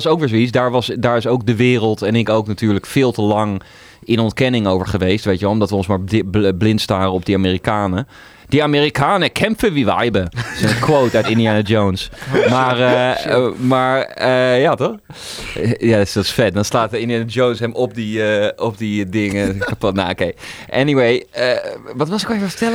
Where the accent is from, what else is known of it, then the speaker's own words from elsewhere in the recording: Netherlands; ik ben ook zelf een Nederlander